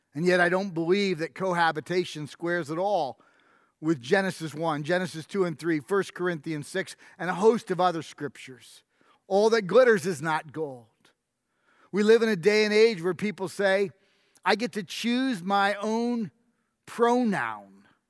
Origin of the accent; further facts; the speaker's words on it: New York, United States; moved away; I grew up in New York